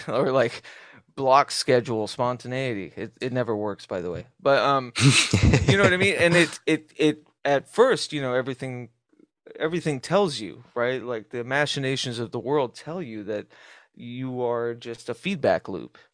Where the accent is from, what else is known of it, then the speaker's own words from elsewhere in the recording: Southwest, United States; as a kid growing up in the Southwest